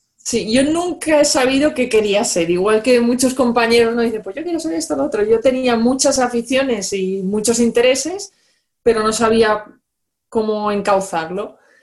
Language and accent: Spanish; Valencia, Valencian Community, Spain; moved away; yo soy de Valencia